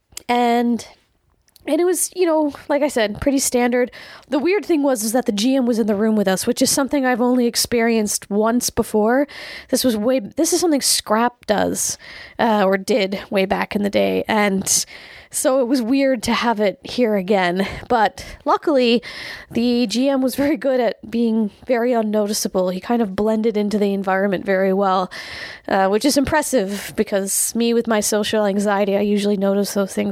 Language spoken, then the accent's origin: English; Canada; being Canadian